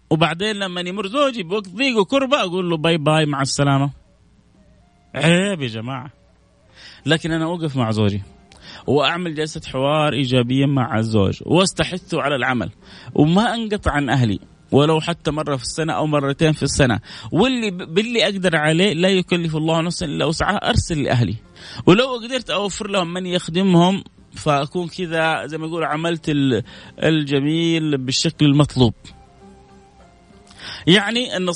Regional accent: Pakistan; والله انا مدرس مدرسه آه، ايوه انا باكستاني امي هي بنت عمي هي إيه، في السعوديه

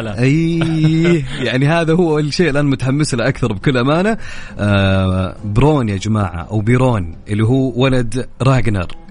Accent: Saudi Arabia; بيصير عندنا في السعوديه

